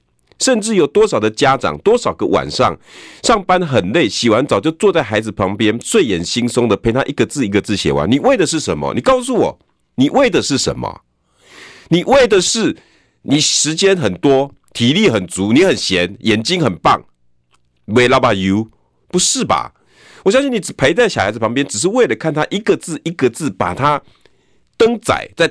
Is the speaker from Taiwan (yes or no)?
yes; Taiwan; 做学问爱实在，好好啊读册。这个都是我们闽南人，但常常挂在嘴巴的，很简单，很简单。